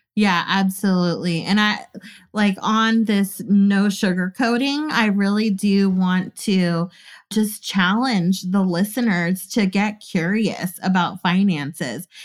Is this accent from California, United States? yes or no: yes; California, United States; I was from California, too